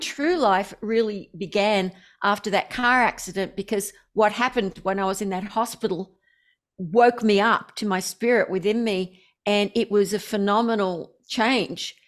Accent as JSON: {"language": "English", "country": "Australia", "said": "I'm obviously Australian."}